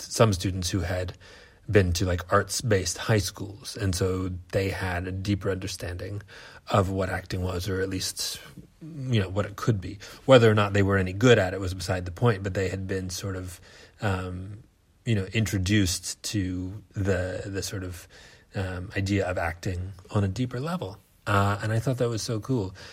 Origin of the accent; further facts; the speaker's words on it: United States; moved away as an adult; now in Australia; I am an American theater artist, now living in Australia